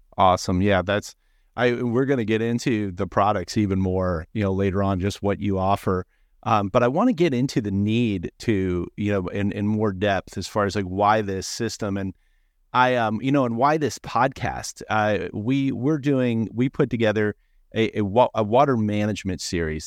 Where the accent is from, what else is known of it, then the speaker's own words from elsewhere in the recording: Annapolis, Maryland, United States; I grew up in Annapolis, Maryland